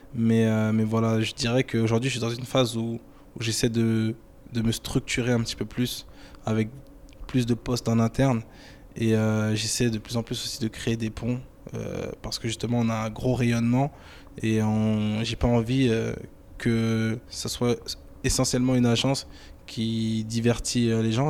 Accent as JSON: {"language": "French", "country": "France", "tie": "born or raised there", "said": "je suis né en France, je suis français et fier d'être français"}